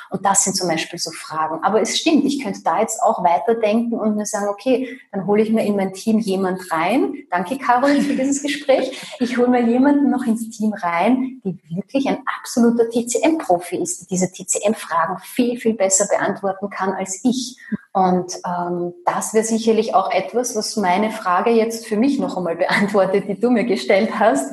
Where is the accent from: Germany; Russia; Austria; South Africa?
Austria; bei uns in Österreich